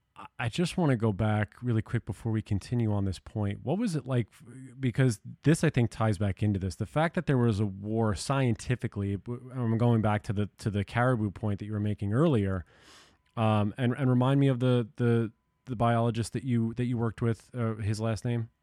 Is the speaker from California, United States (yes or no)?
no; New York and Long Island, United States; moved away; I grew up in New York and Long Island